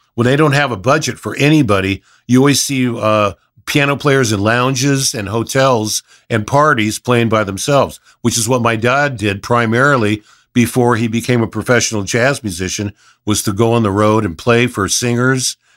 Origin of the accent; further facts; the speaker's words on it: Los Angeles, California, United States; also born or lived in Hidden Hills, California; I grew up, I was born and raised in Reseda